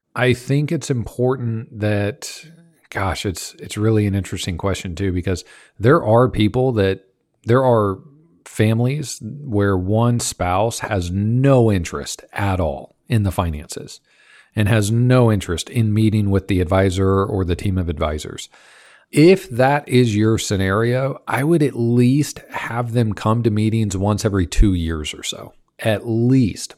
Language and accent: English; Kansas, United States; I grew up in Kansas